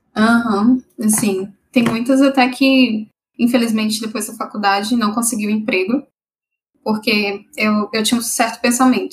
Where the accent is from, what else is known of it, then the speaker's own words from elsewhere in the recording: Brasília, Federal District, Brazil; moved away; eu sou de Brasília, tentei passar pela UNB